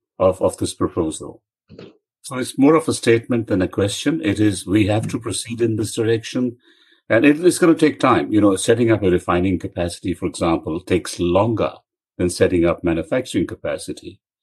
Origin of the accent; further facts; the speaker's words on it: India; moved away as an adult; now in Australia; I'm from India originally, and I came to Australia 40 years ago